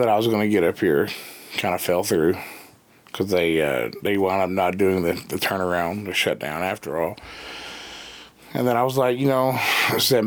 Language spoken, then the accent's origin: English; Dayton, Texas, United States; moved away as an adult; also born or lived in Longview, Texas / Houston, Texas; now in South Dakota, United States; I'm from a little town called Dazetta. It's Dasietta.